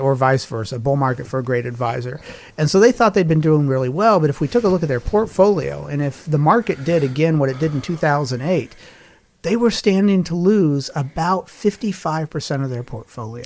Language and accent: English; Lincoln, Nebraska, United States; I grew up in Lincoln, Nebraska